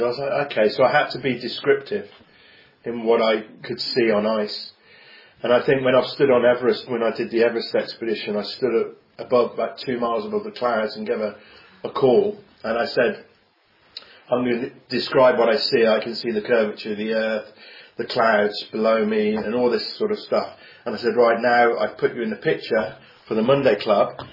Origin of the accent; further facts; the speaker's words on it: Coventry, West Midlands, United Kingdom; I'm from Coventry. I was brought up here.